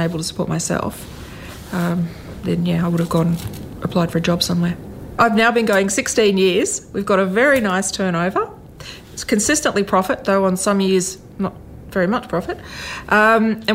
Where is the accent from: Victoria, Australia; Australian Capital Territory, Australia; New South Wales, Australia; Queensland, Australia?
Australian Capital Territory, Australia; Canberra; I grew up in Canberra.